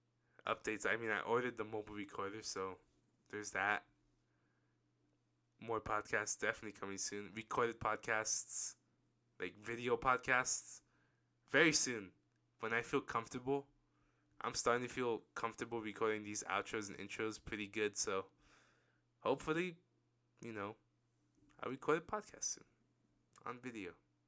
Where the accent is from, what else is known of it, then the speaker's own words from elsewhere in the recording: Australia; I'm Aussie, and see you guys soon.